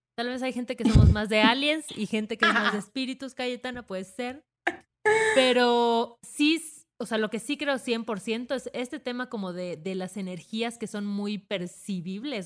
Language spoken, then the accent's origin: Spanish; southern Mexico, Mexico; en el sur yo soy sur represent